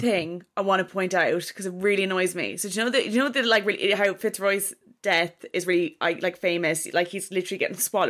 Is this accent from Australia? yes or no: no; Kilkenny, Leinster, Ireland; I'm from Kilkenny